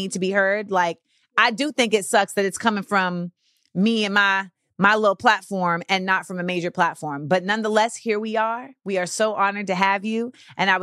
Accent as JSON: {"language": "English", "region": "Florida", "country": "United States", "said": "I'm from Florida"}